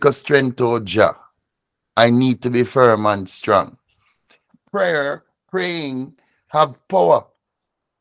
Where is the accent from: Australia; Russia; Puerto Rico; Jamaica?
Jamaica; As a student of Rastafari, as a Jamaican